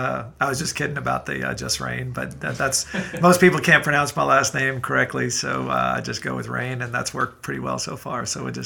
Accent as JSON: {"language": "English", "town": "New York City", "region": "New York", "country": "United States", "tie": "born or raised there", "also_born_or_lived": "Atlanta, Georgia", "moved": "as an adult", "lives_now": "Athens, United States", "said": "I was born and raised in New York City. And my mother was English and my father was from Brooklyn."}